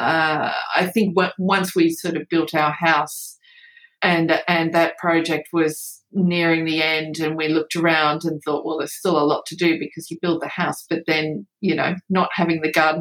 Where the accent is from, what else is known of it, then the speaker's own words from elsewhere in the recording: Western New South Wales, Australia; moved away as an adult; also born or lived in United Kingdom; now in Queensland, Australia; not being from Queensland, you know, I'm from Western New South Wales